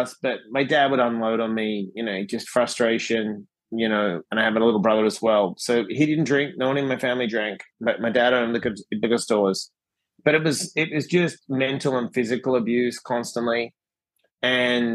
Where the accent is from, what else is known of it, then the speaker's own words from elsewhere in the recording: Perth, Western Australia, Australia; moved away as an adult; I was born in Perth, Western Australia